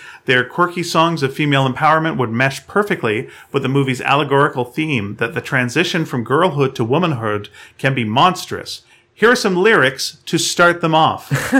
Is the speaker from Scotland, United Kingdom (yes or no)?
yes; Scotland, United Kingdom; now in Inverness, United Kingdom; However, I grew up near Glasgow, so that's why my parents took me there to see Scrooge.